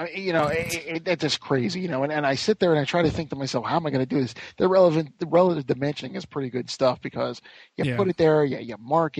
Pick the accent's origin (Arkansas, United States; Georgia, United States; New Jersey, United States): New Jersey, United States; We're both from the Garden State.